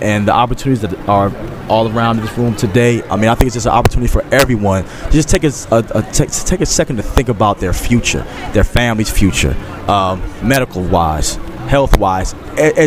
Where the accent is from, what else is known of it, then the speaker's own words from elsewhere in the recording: Philadelphia, Pennsylvania, United States; growing up in Philadelphia